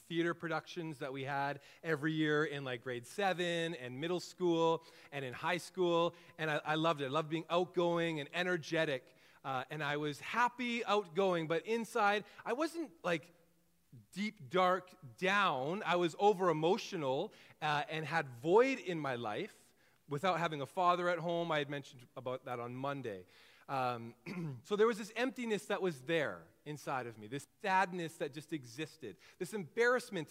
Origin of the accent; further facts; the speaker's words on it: Kelowna, British Columbia, Canada; also born or lived in Trail, British Columbia; I was born in Kelowna, was primarily raised in the Okanagan